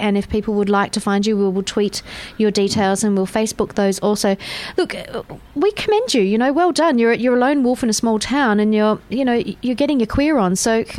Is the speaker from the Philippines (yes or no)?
no; Perth, Western Australia, Australia; moved away; Perth, and you know that's it's my hometown.